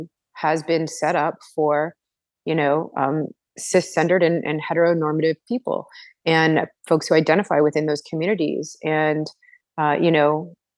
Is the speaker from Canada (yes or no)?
yes; Toronto, Ontario, Canada; I am from Toronto in Canada, and I am currently working all over the place, but mostly based out of Toronto.